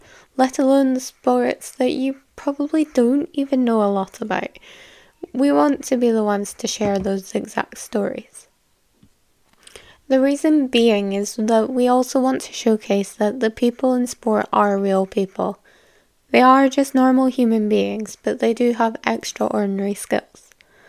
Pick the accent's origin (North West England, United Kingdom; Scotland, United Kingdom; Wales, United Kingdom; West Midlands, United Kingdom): Scotland, United Kingdom; I am from Scotland, fun, sunny little place